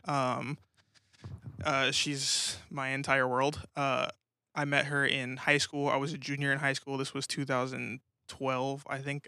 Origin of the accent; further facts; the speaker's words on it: Colorado Springs, Colorado, United States; moved away as an adult; also born or lived in New Mexico / Grand Junction, Colorado; now in Tulsa, United States; I pretty much grew up in Colorado